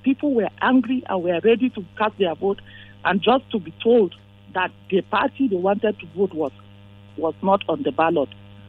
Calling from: Plateau, Nigeria; I'm calling from Jishi.

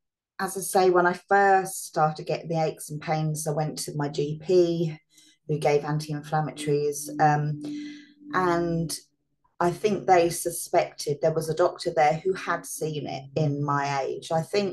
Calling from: East of England, United Kingdom; So I'm in England. I live near Bedford and Milton Keynes, which is about 40 minutes on a train from London.

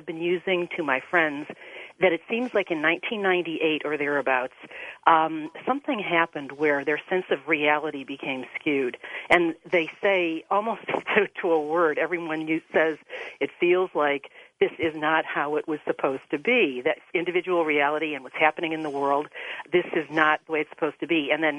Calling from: Ohio, United States

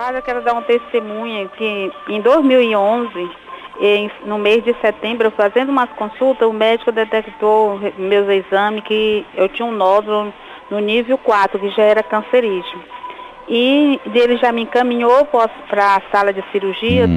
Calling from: Brasília, Federal District, Brazil; Eu falo de Brasília

